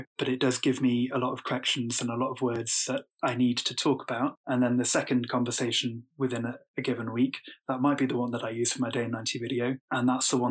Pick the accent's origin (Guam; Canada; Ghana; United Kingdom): United Kingdom; as a British man